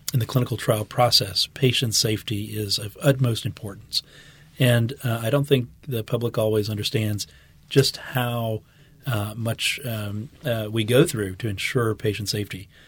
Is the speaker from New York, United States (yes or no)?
no; West Bank, Louisiana, United States; also born or lived in Houston; my family's been, uh, in Louisiana for many generations. I grew up on the West Bank